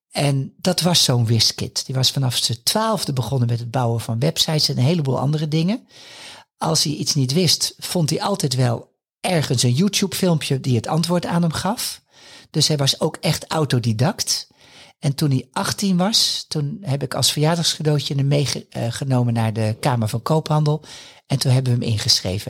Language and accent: Dutch; Haarlem, North Holland, Netherlands; Haarlem is mijn geboorteplaats